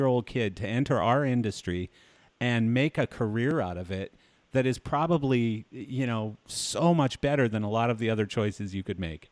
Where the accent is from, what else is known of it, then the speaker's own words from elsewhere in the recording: Delia, Alberta, Canada; also born or lived in Hanna, Alberta / Calgary, Alberta; I grew up in a little town nobody's ever heard of called Delia, Alberta. And the only reason I was born in Hanna, Alberta